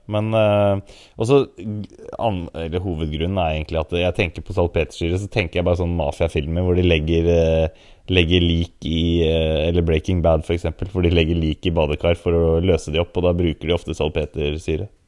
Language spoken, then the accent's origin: Norwegian; Oslo, Norway; jeg kommer fra Grorud, så en multietnisk samfunn